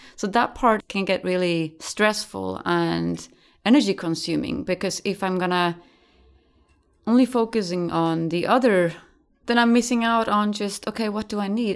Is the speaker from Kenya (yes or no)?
no; Sweden; now in Netherlands; I grew up in Sweden on the countryside.